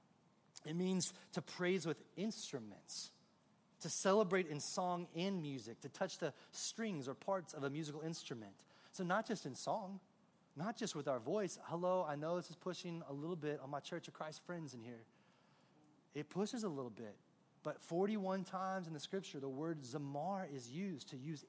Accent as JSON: {"language": "English", "town": "San Antonio", "region": "Texas", "country": "United States", "said": "I'm from San Antonio"}